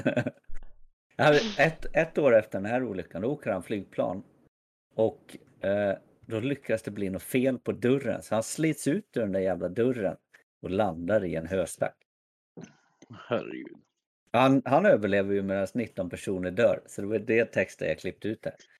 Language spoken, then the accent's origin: Swedish; Bålsta, Uppsala County, Sweden; now in Värmland, Sweden; jag kommer från Bålsta. men jag bor i Värmland